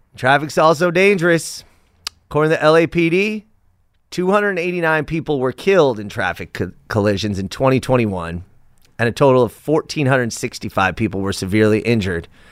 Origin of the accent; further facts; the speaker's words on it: Los Angeles, California, United States; Sherman Way and Sepulveda, and that's, that's near my hometown